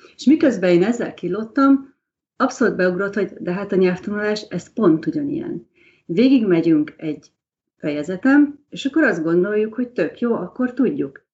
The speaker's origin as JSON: {"language": "Hungarian", "country": "Hungary"}